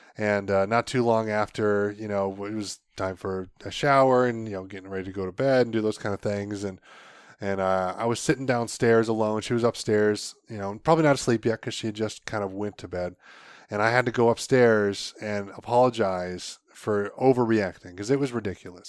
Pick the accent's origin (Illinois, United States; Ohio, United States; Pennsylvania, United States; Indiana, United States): Ohio, United States; Northeast; I grew up here in the Northeast Ohio area